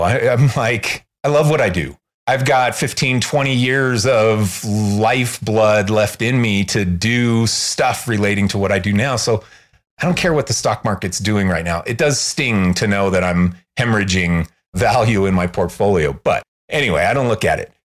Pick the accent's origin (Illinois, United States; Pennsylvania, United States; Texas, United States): Illinois, United States; Chicago; also born or lived in Los Angeles; now in Salt Lake City, United States; I'm from Chicago originally